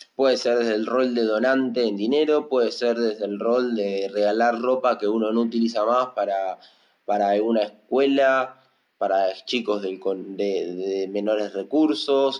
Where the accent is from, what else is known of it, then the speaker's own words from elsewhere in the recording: Argentina; casi todos los argentinos hicimos algún ajuste